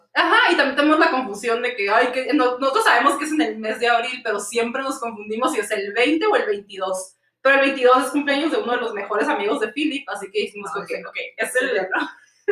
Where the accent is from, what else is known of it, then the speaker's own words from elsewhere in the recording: Mexico; moved away as an adult; now in Sweden; soy de México